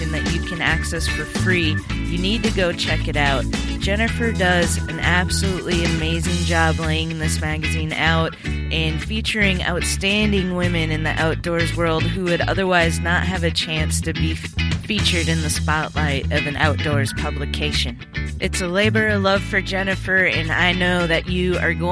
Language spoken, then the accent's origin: English; Minnesota, United States; growing up in Minnesota